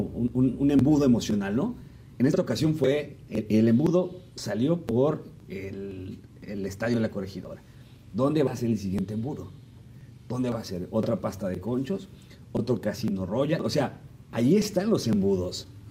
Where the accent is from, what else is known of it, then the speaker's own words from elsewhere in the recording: Mexico City, Mexico; los que somos de Ciudad de México